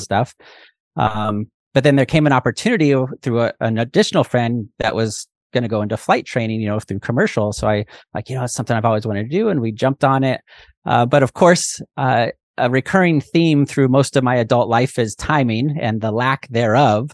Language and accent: English; Pacific Northwest, United States; moved away as an adult; also born or lived in Hawaii / Oklahoma City, Oklahoma; I'm from the Pacific Northwest, you know, green